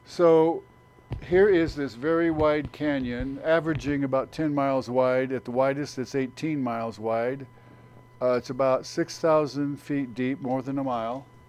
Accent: Phoenix, Arizona, United States; As a kid, I grew up in the Phoenix area

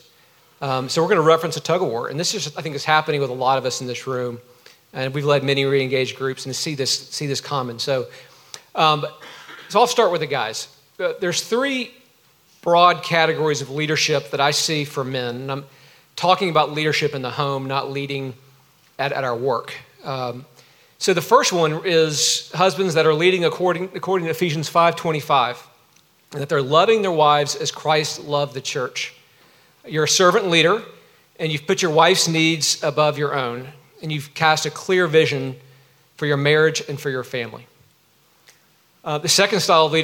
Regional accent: Georgia, United States; I grew up in Georgia.

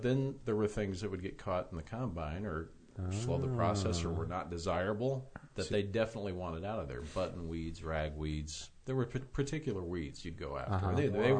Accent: Tolono, Illinois, United States; I'm from Tolono.

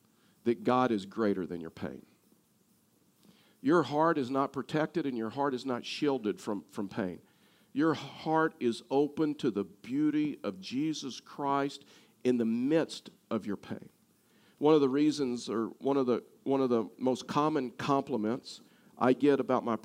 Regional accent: Texas, United States; I'm from Texas

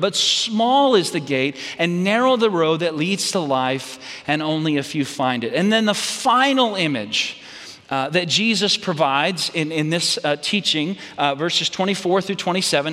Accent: Red Oak, Texas, United States; my home hometown where I grew up. It's, it's Red Oak, Texas

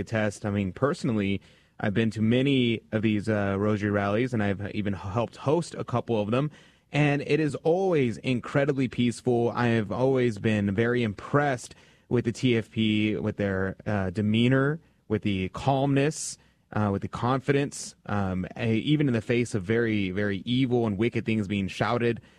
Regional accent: United States; I'm American

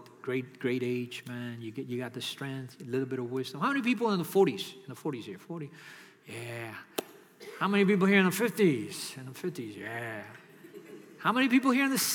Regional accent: New York City, New York, United States; now in Miami, United States; I'm from New York City

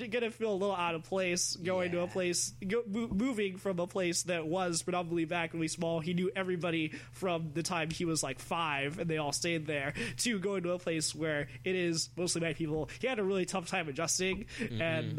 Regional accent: California, United States; now in Arizona, United States; so my best friends when I was smaller are all white, and I moved from California to Arizona, and still always, literally always, the token black guy.

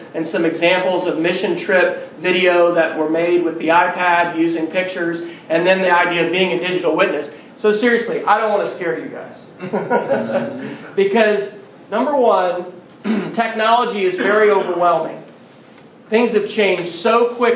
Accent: Manhattan, Kansas, United States; also born or lived in Edmond, Oklahoma; now in Oklahoma City, United States; I grew up in Manhattan, Kansas, and went to Philmont probably in 86 as a scout

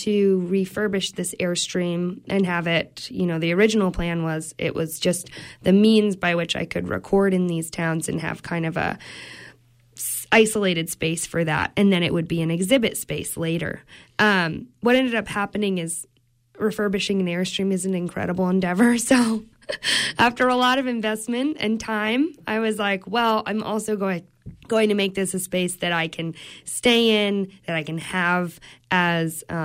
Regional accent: Stonington, Maine, United States; I grew up in Stonington, Maine, Deer Isle and Stonington, Maine

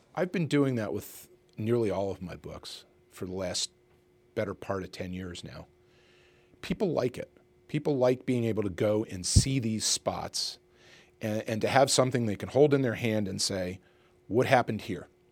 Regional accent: Reading, Pennsylvania, United States; I grew up in Reading

